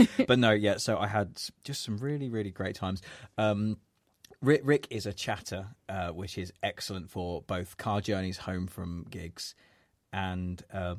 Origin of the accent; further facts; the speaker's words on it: Kettering, East Midlands, United Kingdom; he's from Northampton, I'm from Kettering, so we were from the same neck of the woods